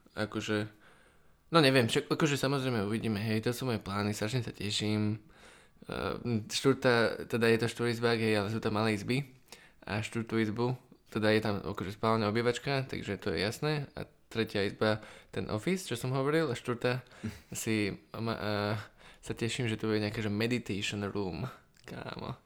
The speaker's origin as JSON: {"language": "Slovak", "town": "Bratislava", "region": "Bratislava Region", "country": "Slovakia", "tie": "born or raised there", "said": "vyrastal som v Bratislave, som z Bratislavy celý život."}